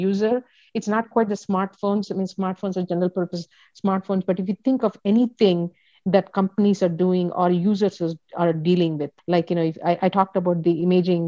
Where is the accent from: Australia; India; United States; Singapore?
India; I'm from India.